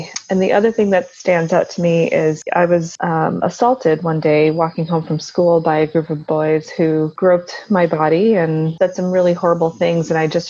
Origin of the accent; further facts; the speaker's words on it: Gujarat, India; born there; Well, so I was born in India, in the state of Gujarat.